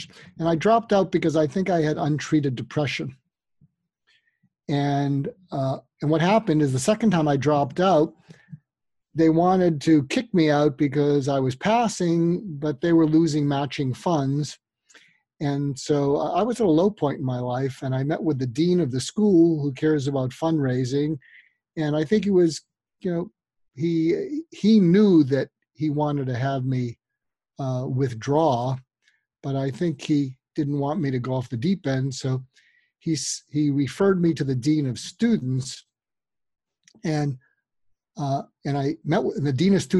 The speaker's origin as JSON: {"language": "English", "area": "outside Boston", "region": "Massachusetts", "country": "United States", "tie": "born or raised there", "said": "I grew up outside Boston"}